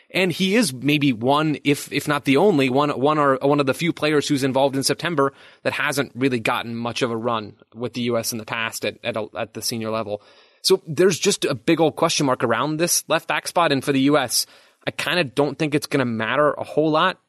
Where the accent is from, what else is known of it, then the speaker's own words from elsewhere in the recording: United States; I'm an American